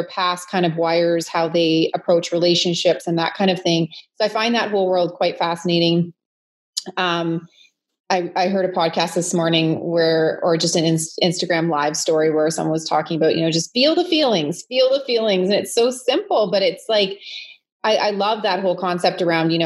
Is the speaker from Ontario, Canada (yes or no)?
yes; London, Ontario, Canada; moved away as an adult; now in Kitchener-Waterloo, Canada; originally I was, I'm from London, Ontario. But the last 21, 22 years, I found a home here in Kitchener-Waterloo